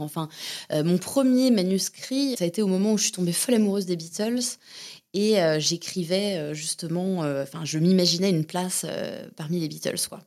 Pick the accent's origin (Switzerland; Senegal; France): France; Hauts-de-Seine, Seine-et-Marne, Val-de-Marne, Île-de-France; moved away as an adult; also born or lived in Antony / Montévrain; now in Berlin, Germany; je suis née à Antony dans les Hauts-de-Seine. Euh, j'ai grandi du coup entre les Hauts-de-Seine, la Seine-et-Marne, Montévrain, ça s'appelait, et euh, Nogent-sur-Marne, donc dans le 94